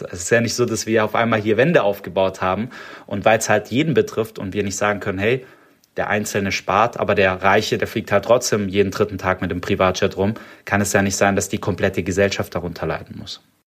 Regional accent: Stuttgart, Baden-Württemberg, Germany; accent: Swabian; ich bin Schwabe, ich komme aus Stuttgart. Äh, ich, ich schwäbe nicht so oft, aber das es kann passieren. Und äh, ich bin ja natürlich, ich bin hier auch geboren in Stuttgart

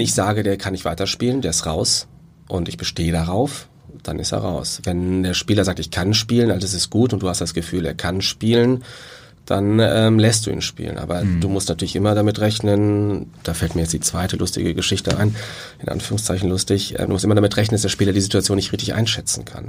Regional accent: Cologne, North Rhine-Westphalia, Germany; moved away; ich bin Kölner. Also ich bin in Köln groß geworden, zur Schule gegangen

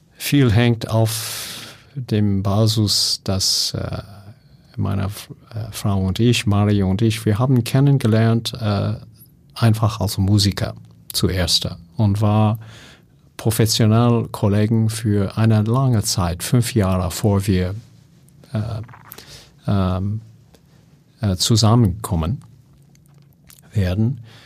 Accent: California, United States; German is a second language; moved away; ich komme aus Kalifornien.

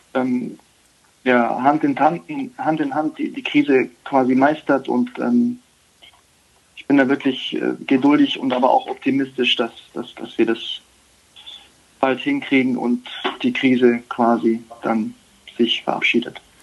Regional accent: Germany; wir sind in Deutschland geboren, sind in Deutschland aufgewachsen, haben eine deutsche Mutter.

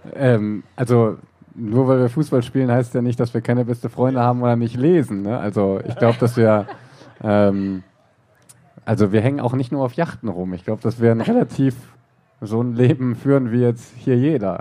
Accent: Germany; hier im Westen, bin ein Kind des Westens

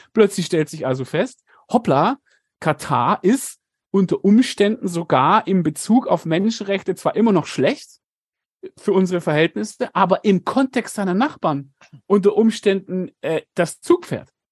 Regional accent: Germany; now in South Africa; bei uns in Deutschland

